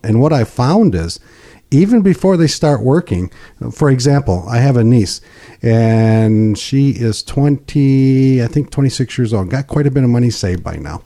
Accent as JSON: {"language": "English", "town": "Pinconning", "region": "Michigan", "country": "United States", "tie": "born or raised there", "said": "I'm born and raised in Pink County"}